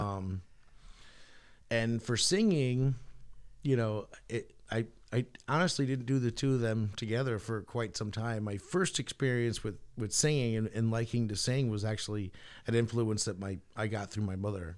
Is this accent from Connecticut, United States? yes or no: yes; Portland, Connecticut, United States; have a music store in Portland in my hometown